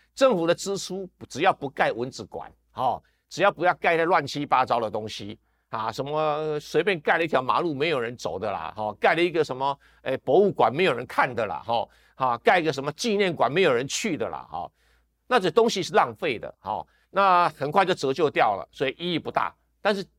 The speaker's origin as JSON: {"language": "Chinese", "country": "Taiwan", "said": "我们台湾人"}